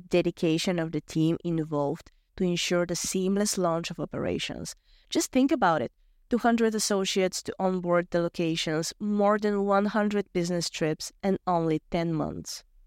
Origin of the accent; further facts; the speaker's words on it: Bulgaria; also born or lived in Chile; from Bulgaria